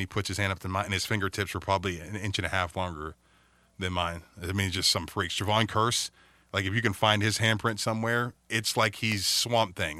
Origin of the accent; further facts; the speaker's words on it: Youngstown, Ohio, United States; I'm a Youngstown boy up here